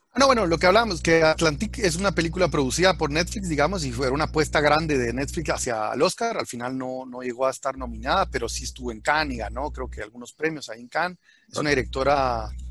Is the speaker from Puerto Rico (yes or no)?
no; Guatemala; soy alguien de Shell Aguate urbano que no me tocó, digamos, directamente el conflicto armado